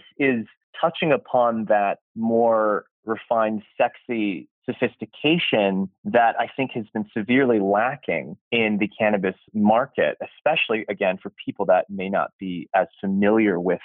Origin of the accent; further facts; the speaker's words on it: California, United States; born and raised in California